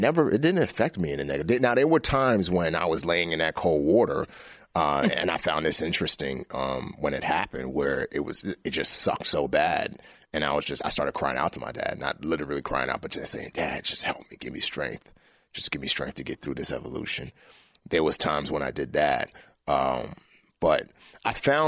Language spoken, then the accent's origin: English; New York City, New York, United States; also born or lived in Lagos, Nigeria; growing up in the Bronx